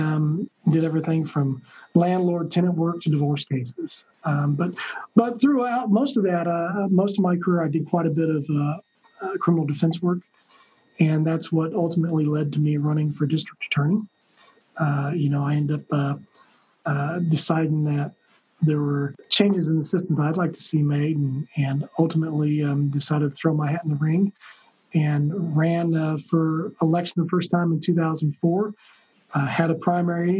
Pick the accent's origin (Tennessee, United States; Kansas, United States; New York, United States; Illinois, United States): Kansas, United States; Hutchinson; I was born and raised in Hutchinson, Kansas